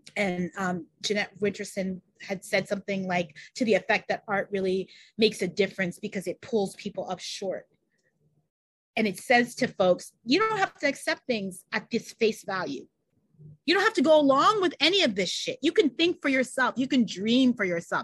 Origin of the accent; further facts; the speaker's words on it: New York, United States; I'm from New York. I was born and raised in New York